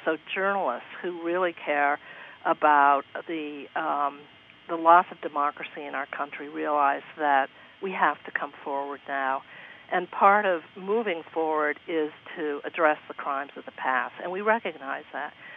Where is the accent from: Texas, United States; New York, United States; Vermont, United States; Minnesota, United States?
Vermont, United States; I come from Vermont, which is a great state.